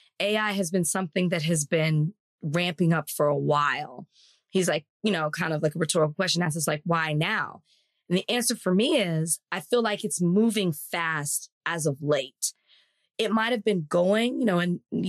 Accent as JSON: {"language": "English", "region": "Texas", "country": "United States", "tie": "born or raised there", "said": "I'm from Texas. And so, like, we grew up going to Juneteenth stuff."}